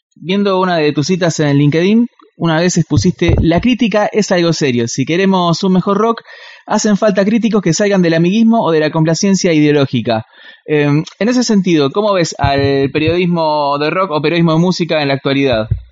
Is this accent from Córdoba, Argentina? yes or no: no; Quilmes, Buenos Aires Province, Argentina; nosotros somos de Quilmes